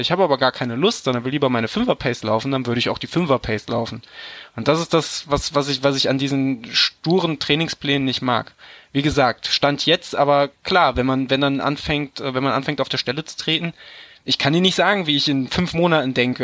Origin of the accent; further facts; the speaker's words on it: Düsseldorf, North Rhine-Westphalia, Germany; moved away; Ich komme ja eigentlich aus der Ecke Düsseldorf.